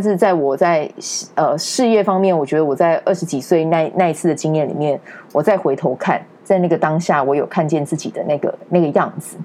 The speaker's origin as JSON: {"language": "Chinese", "town": "Kaohsiung", "country": "Taiwan", "moved": "as an adult", "lives_now": "Taipei, Taiwan", "said": "我不是台北人，嗯。对，我高雄人，然后那个时候上来的时候就在饭店业工作这样"}